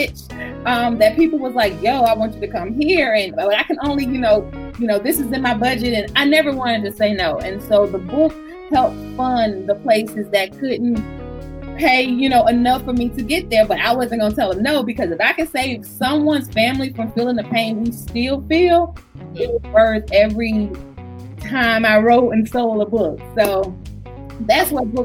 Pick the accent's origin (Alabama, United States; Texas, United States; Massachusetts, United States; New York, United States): Alabama, United States; now in Georgia, United States; But we are from Alabama in a small town, so everybody knew everybody.